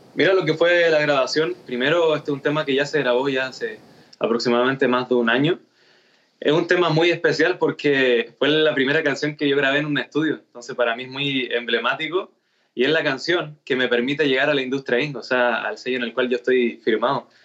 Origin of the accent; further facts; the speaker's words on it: Chile; soy chileno